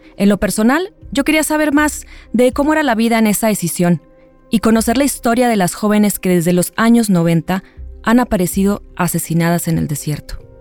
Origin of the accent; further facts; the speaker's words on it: Mexico; como mexicanas, como periodistas